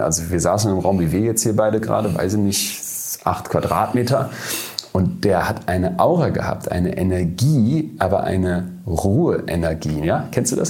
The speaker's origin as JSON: {"language": "German", "country": "Germany", "said": "wir als Deutsche"}